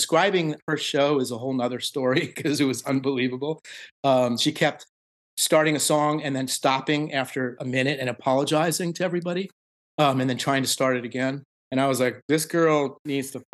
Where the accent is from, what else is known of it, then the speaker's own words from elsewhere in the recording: Washington, District of Columbia, United States; moved away as an adult; also born or lived in Chevy Chase, Maryland; now in New York, United States; my hometown DC